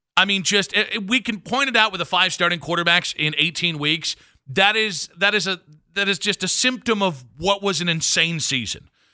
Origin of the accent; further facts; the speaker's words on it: Cleveland, Ohio, United States; I'm from Cleveland.